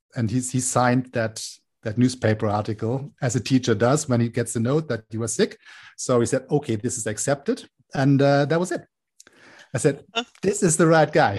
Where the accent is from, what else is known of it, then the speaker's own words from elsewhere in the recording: Hamburg, Germany; moved away as an adult; now in Berlin, Germany; I grew up in Hamburg um, in the northern part of Germany